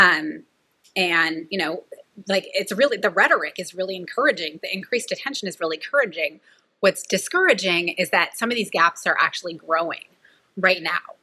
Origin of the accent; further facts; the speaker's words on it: Merced, California, United States; I grew up in the Central Valley of California in a town called Merced